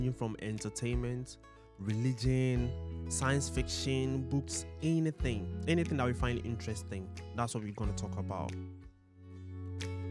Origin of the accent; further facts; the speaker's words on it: Ghana; So we are Ghanaians. So I'm a Ghanaian